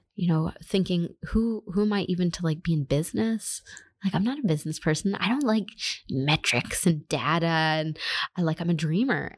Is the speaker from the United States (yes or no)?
no; Canada; moved away as an adult; also born or lived in Germany / Ukraine; I'm originally Canadian